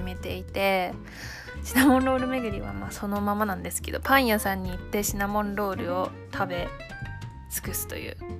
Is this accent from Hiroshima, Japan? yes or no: yes; Hiroshima, Japan; moved away as an adult; now in Tokyo, Japan; 上京してきて私の故郷は広島です